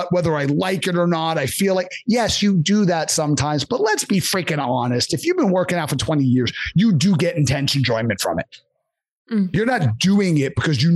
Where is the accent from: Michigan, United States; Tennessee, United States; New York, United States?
New York, United States; born or raised there; moved away